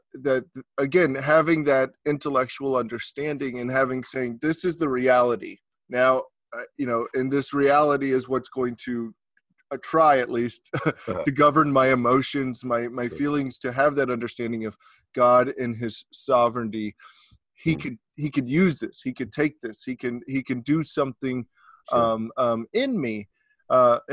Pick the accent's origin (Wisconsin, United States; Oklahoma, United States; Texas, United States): Texas, United States; I'm from Texas